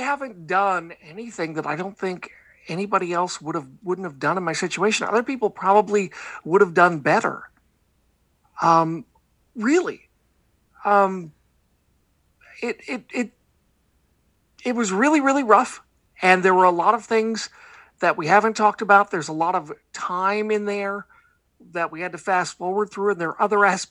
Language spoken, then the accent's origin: English; the Northwest, Pacific Northwest, United States; I do a show called the Portland WrestleCast because I grew up in the Northwest